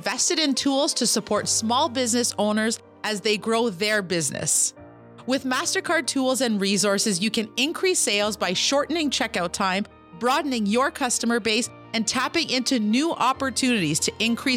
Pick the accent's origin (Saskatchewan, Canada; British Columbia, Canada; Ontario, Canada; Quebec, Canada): Quebec, Canada; Kitigan Zibi